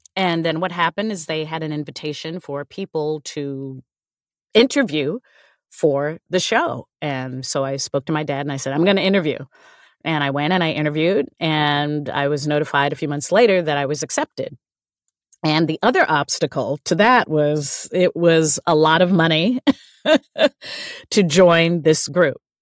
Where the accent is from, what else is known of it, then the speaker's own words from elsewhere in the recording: United States; a Black woman growing up in American culture